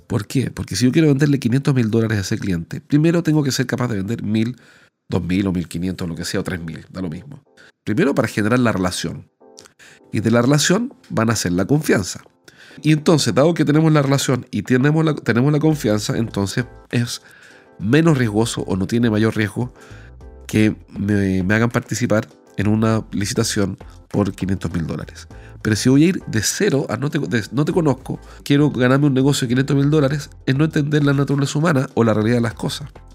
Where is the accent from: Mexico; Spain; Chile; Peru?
Chile; como soy chileno hablo rapidísimo